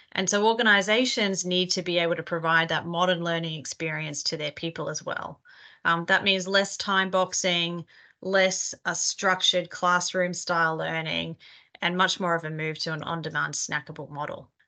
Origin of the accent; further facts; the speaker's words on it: Australia; accent: Australian; now in New York, United States; I am a partner in our workforce advisory practice out of New York, Australian originally, you might be able to tell from my accent.